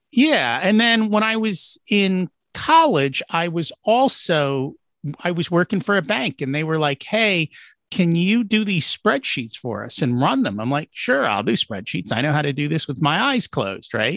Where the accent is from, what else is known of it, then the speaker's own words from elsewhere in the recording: New Jersey, United States; We grew up in Jersey. I would go into New York City